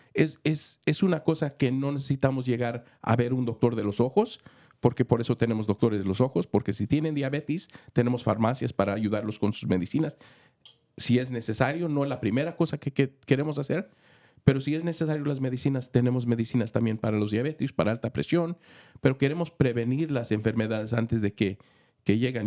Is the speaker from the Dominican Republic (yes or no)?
no; Mexico; also born or lived in Los Angeles, United States / Santa Clara, United States / Santa Cruz, United States / Michigan, United States; now in Marin County, United States; Soy mexicano, viví en Los Ángeles, estudié en Los Ángeles, fui a las escuelas eh, de secundaria en, en Santa Clara